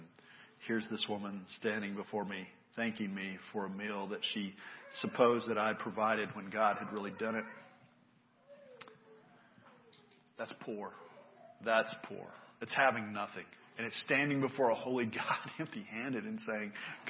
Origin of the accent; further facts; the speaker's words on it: United States; I grew up in America